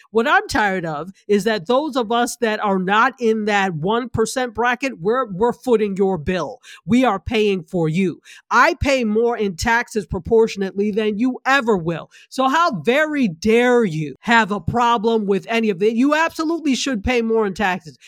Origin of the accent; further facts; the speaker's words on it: New York, United States; now in Florida, United States; New York State, which is my home state